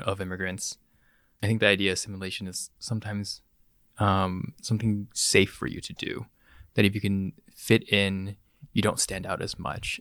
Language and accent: English; Bay Area, California, United States; So I was born and raised in the Bay Area. Grew up in the South Bay and the Peni-, Peninsula.